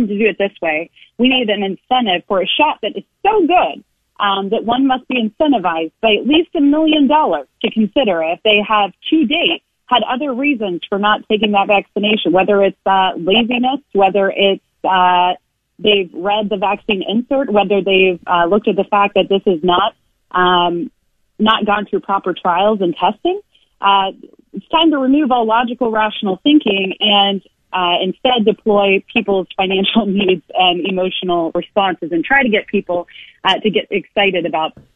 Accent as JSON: {"language": "English", "country": "United States", "said": "as an American"}